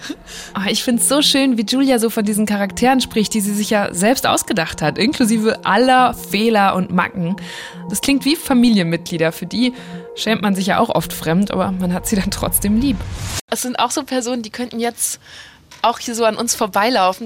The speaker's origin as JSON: {"language": "German", "town": "Borken", "region": "North Rhine-Westphalia", "country": "Germany", "tie": "born or raised there", "said": "Borken ist meine Heimatstadt"}